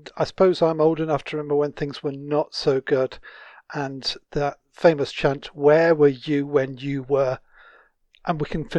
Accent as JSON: {"language": "English", "town": "Manchester", "region": "North West England", "country": "United Kingdom", "tie": "born or raised there", "lives_now": "West Yorkshire, United Kingdom", "said": "I was brought up in Manchester, then we moved away and moved around the country. I now live between in some beautiful countryside, in between Barnsley and Huddersfield in West Yorkshire."}